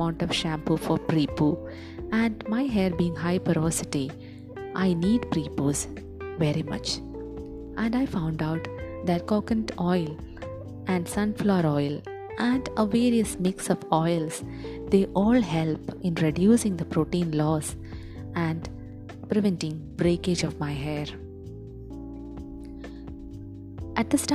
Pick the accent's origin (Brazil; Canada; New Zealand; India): India; as every Indian